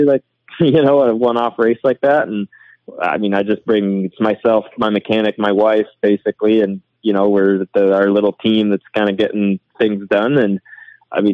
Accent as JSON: {"language": "English", "region": "East Coast", "country": "Canada", "said": "I'm from the East Coast"}